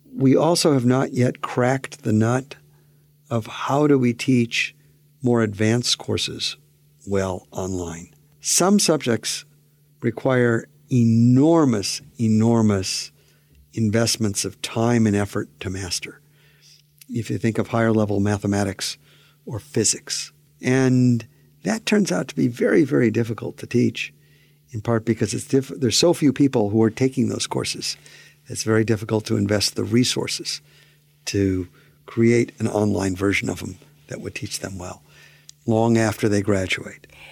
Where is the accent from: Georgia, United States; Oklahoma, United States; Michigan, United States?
Michigan, United States; Pontiac; I grew up in Pontiac, Michigan